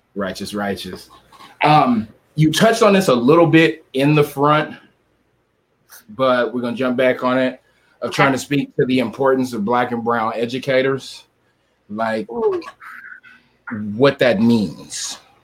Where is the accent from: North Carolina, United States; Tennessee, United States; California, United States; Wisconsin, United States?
California, United States; San Diego; I grew up in San Diego